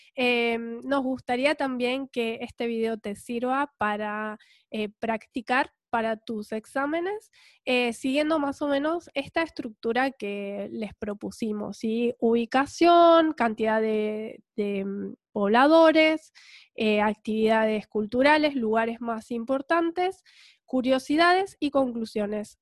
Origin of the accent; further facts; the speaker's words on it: Punta Alta, Buenos Aires Province, Argentina; moved away; also born or lived in Bahía Blanca; venimos a vivir a Bahía Blanca pero mm, ya no nos consideramos bayenses, eh, siempre seguimos siendo puntaldenses en el corazón